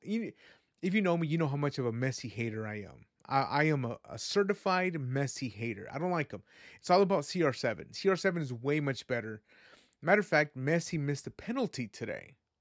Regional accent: West Coast, United States; also born or lived in Guadalajara, Jalisco, Mexico; I was raised in the West Coast

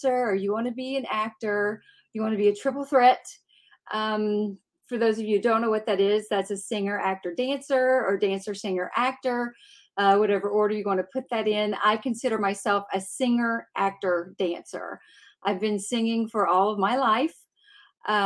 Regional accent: Clarksville, Tennessee, United States; I'm from Clarksville, Tennessee, originally.

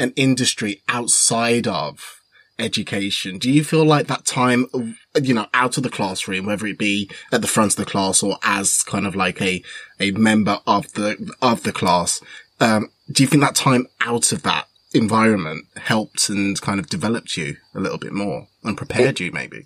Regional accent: Wolverhampton, West Midlands, United Kingdom; I was born in Wolverhampton

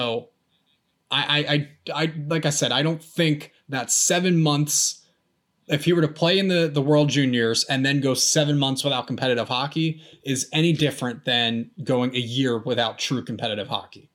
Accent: United States; I'm an American

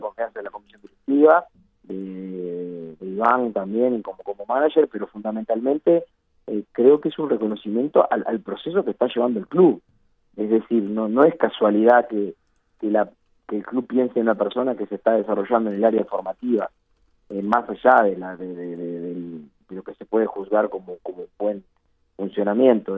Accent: Uruguay; somos los uruguayos

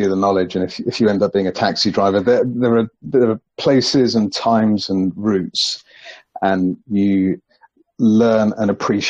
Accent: London, United Kingdom; I was born and raised in London, went to school, high school, college, all of that kind of stuff

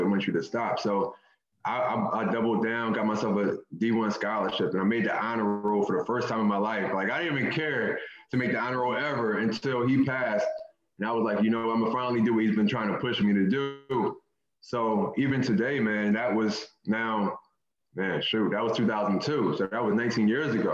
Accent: Philadelphia, Pennsylvania, United States; I grew up in North Philly

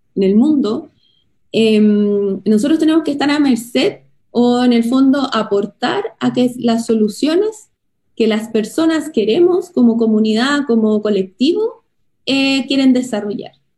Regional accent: Chile

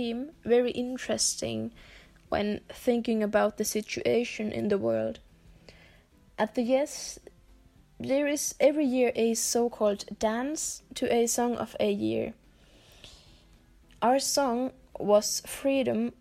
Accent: Finland; also born or lived in Germany; I'm 19 years old, and I'm from Finland

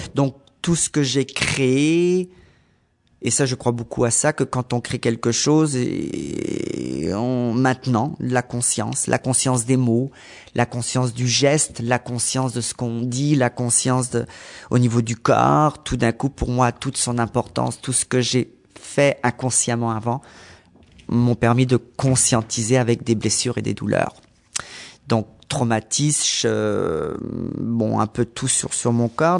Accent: Brittany, France; moved away as an adult; now in Montreal, Canada; danse contemporaine que j'ai fait en France, dans ma région en Bretagne

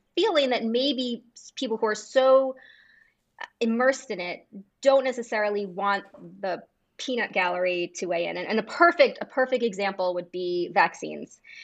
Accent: United States; as an American

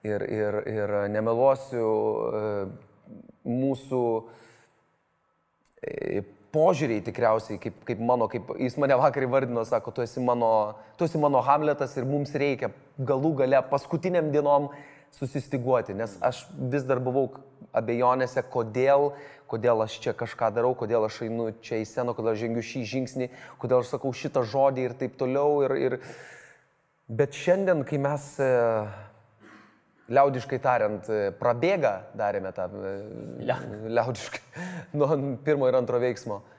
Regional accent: Lithuania; suprasti, apie ką mes lietuviai vis tik esame. O mes esame apie, mūsų tauta yra keliautojai, mūsų e, tauta yra eksploreriai

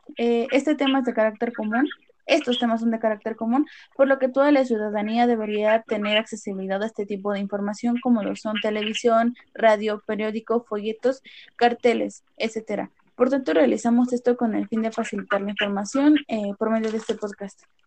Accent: Mexico; como mexicanos

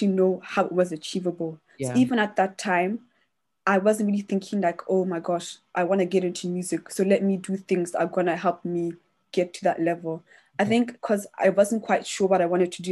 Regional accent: Botswana; now in London, United Kingdom; I grew up in Botswana

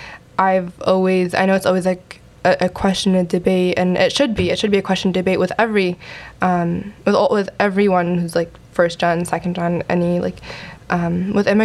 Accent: Louisville, Kentucky, United States; moved away as an adult; also born or lived in New York / Michigan; I was born in New York, but I grew up my entire life in Louisville, Kentucky

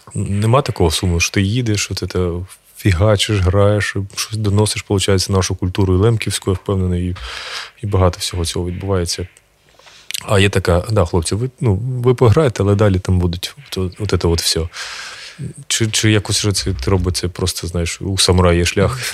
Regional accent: Kharkiv Oblast, Ukraine; я сам з Харківщини

